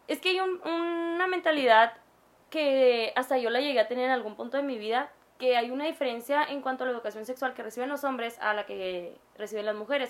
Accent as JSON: {"language": "Spanish", "country": "Mexico"}